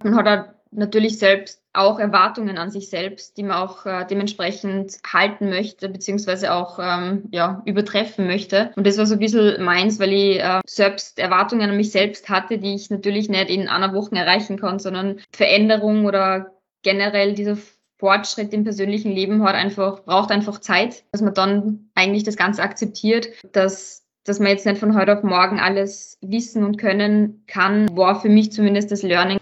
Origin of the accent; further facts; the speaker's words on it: Salzburg, Austria; moved away as an adult; now in Vienna, Austria; ich bin ja auch nach Wien gezogen, ich bin ursprünglich aus Salzburg